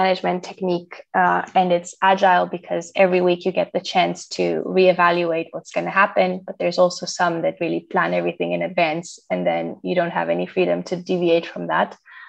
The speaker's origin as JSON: {"language": "English", "country": "Romania", "moved": "as an adult", "lives_now": "Netherlands", "said": "because I'm originally from Romania, so I moved to the Netherlands like 5 or 6 years ago now."}